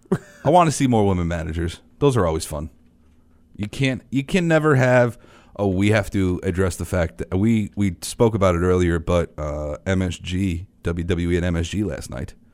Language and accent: English; New York City, New York, United States; I'm a kid from Queens